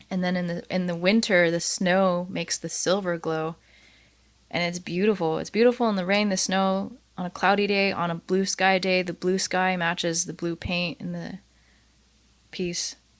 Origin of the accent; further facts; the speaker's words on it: Fairbanks, Alaska, United States; also born or lived in Anchorage, Alaska; now in Juneau, United States; I grew up in Alaska, and I spent a lot of time in Anchorage. I grew up in Fairbanks, but I'd come to Anchorage a lot.